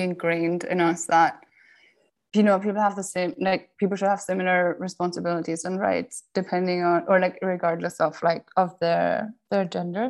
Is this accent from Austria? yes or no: yes; Austria; moved away; also born or lived in Cambridge, United Kingdom; I grew up in the Austrian countryside